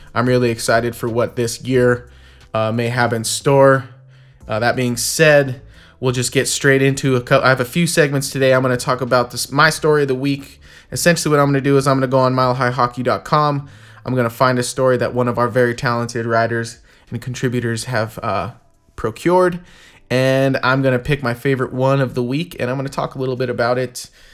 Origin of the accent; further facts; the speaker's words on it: United States; as an American hockey fan